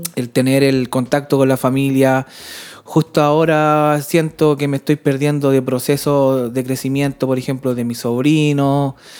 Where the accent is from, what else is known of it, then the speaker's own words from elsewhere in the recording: Chile; moved away as an adult; now in Sweden; mis amigos de toda la infancia o mis amigos de toda la vida están en Chile